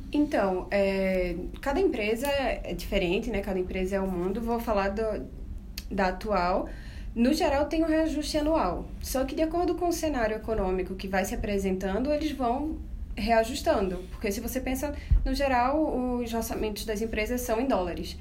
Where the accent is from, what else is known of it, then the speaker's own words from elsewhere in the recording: Recife, Pernambuco, Brazil; accent: nordestino; moved away as an adult; now in Buenos Aires, Argentina; eu sou recifense, vocês vão notar pelo sotaque também